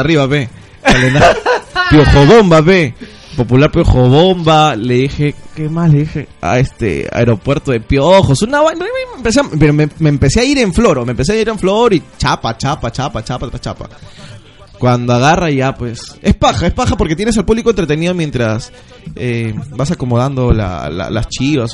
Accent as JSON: {"language": "Spanish", "region": "Ica", "country": "Peru", "moved": "yes", "said": "yo soy de Ica. Y allá te he vivido el terremoto del 96, el terremoto del 2000"}